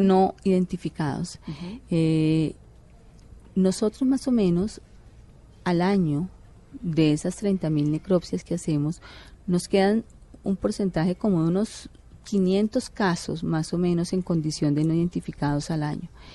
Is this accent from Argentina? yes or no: no; Colombia; como ciudadano colombiano